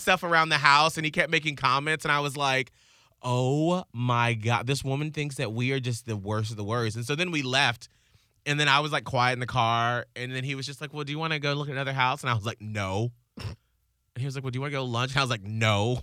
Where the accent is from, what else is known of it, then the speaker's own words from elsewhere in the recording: the South, United States; as a Southerner